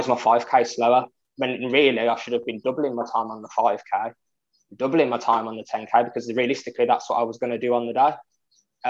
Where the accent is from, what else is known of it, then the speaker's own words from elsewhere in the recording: Birmingham, West Midlands, United Kingdom; I come from Birmingham, England